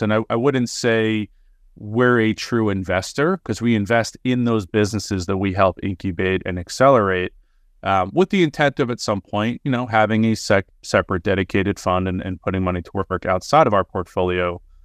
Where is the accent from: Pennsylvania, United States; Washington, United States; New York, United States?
New York, United States; moved away as an adult; now in Los Angeles, United States; Sands Lane happens to be the, the cross street of where I grew up